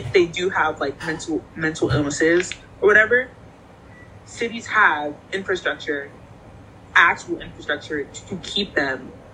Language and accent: English; New York City, New York, United States; growing up in New York City